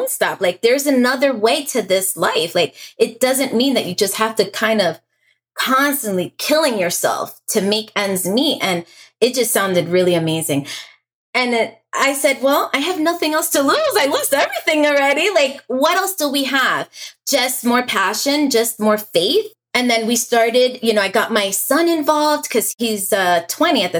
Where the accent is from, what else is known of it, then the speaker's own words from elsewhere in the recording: New York, United States; moved away as an adult; also born or lived in Staten Island, New York; now in Florida, United States; I'm a New York native. I was born and raised in New York.